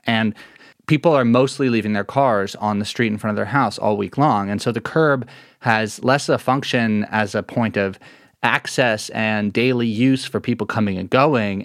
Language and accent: English; New York City, New York, United States; I grew up in Lower Manhattan